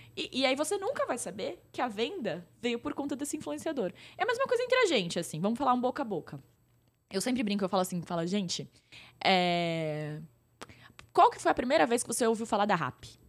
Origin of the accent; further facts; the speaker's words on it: Pirajuí, São Paulo, Brazil; eu sou de uma cidade do interior de São Paulo, bem pequena